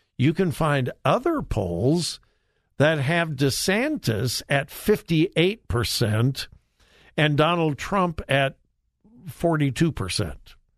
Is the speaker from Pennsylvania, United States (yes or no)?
no; Southern California, United States; growing up in Southern California